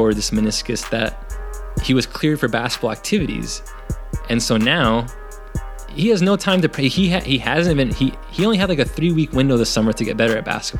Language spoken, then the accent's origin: English; Los Angeles, California, United States; I was born in Van Nuys, and that is in the valley, the 818